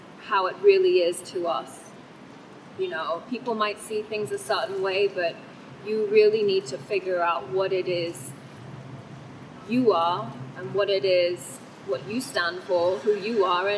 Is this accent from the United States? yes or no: no; Thailand; first language Thai; English is a second language; moved away; also born or lived in England; I was actually born in Thailand, and my mother is half Thai, and Thai was actually my first language